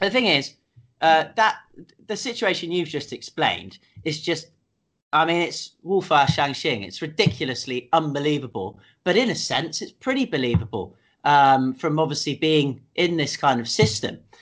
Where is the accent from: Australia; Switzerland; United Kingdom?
United Kingdom; me being British